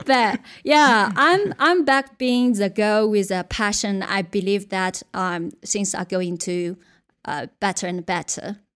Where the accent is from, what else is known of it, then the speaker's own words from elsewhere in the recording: Yunnan, China; English is a second language; moved away as an adult; also born or lived in Beijing / United Kingdom; my hometown, uh, is a very, very small boat town in Yunnan, where belongs to one of China's less developed regions